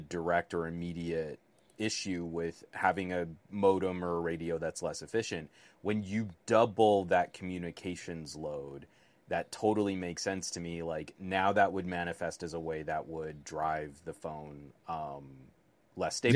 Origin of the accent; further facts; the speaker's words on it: United States; as a American